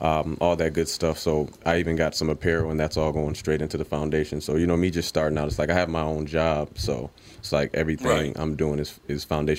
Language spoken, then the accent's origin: English; St. Paul, Minnesota, United States; born or raised there